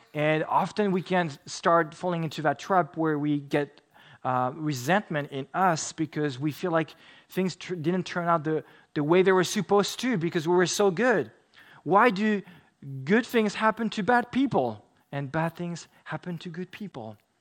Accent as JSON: {"language": "English", "country": "France", "tie": "born or raised there", "moved": "yes", "said": "I grew up in France"}